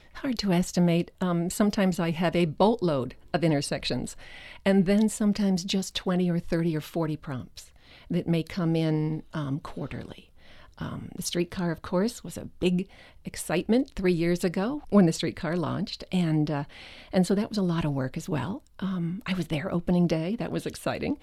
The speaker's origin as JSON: {"language": "English", "town": "Westville", "region": "New Jersey", "country": "United States", "tie": "born or raised there", "moved": "yes", "said": "I grew up in Westville, New Jersey, about twenty-five miles from Manhattan"}